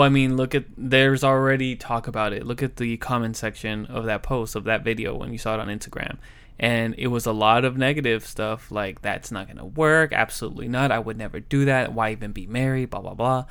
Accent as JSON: {"language": "English", "region": "Southern California", "country": "United States", "also_born_or_lived": "Los Angeles", "said": "I am from Southern California"}